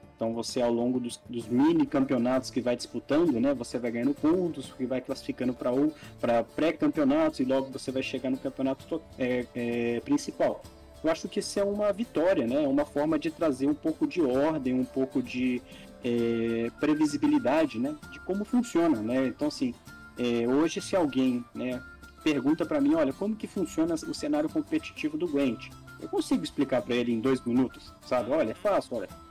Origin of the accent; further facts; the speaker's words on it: Brazil; nós somos brasileiros